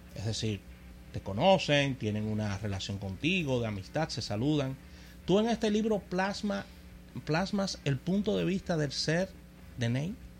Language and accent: Spanish; Dominican Republic